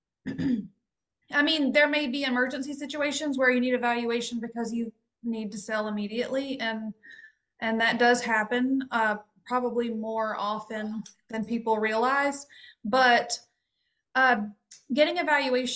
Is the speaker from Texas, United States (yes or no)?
yes; Texas, United States; As the Texan on the call